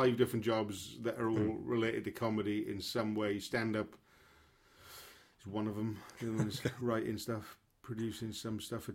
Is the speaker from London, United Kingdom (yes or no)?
no; Swansea, Wales, United Kingdom; accent: Welsh; Born in Wales, yeah, in the same room